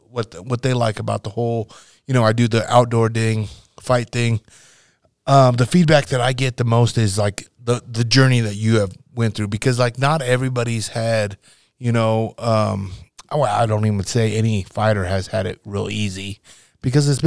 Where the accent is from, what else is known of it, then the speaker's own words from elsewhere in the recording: Nebraska, United States; you got to realize I came from Nebraska, right?